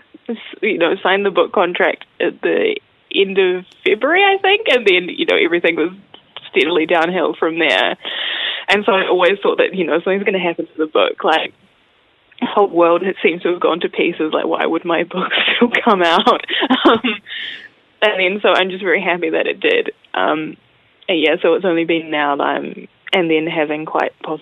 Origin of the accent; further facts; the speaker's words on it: Auckland, New Zealand; also born or lived in Wellington; I'm from Auckland, and I've lived there most of my life